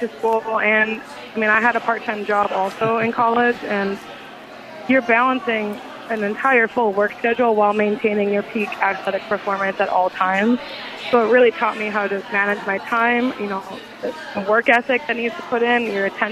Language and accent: English; Minnesota, United States; now in Nashville, United States; I'm from Minnesota